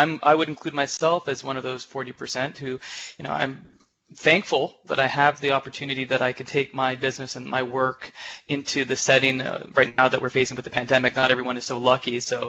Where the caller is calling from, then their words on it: Uppsala, Uppsala County, Sweden; also born or lived in Canada; I'm calling in from Uppsala, Sweden, where we are currently.